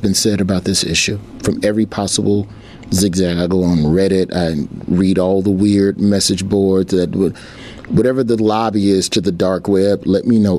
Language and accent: English; Birmingham, Alabama, United States; also born or lived in Memphis, Tennessee; we moved to Birmingham from Memphis when I was in the third grade, and I was never in the same school system for more than 2 years until high school